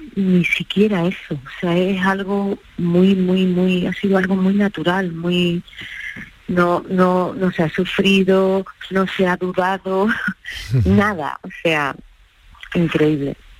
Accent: Ogíjares, Andalusia, Spain; en mi pueblo

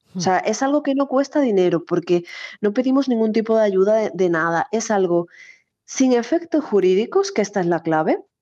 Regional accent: Cádiz, Andalusia, Spain; moved away; yo además soy de Cádiz y bueno, pues eh, Canal Sur me ha acompañado siempre en mis años, sobre todo de adolescencia y juventud cuando viví allí

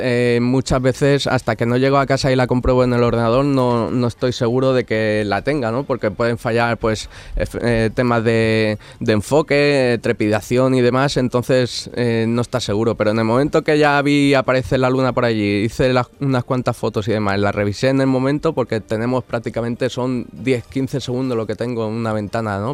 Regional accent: Alicante, Valencian Community, Spain; moved away as an adult; now in Morón de la Frontera, Spain; yo soy de Alicante y hace bueno el verano pasado me, mudé aquí a Sevilla, a Morón de la Frontera

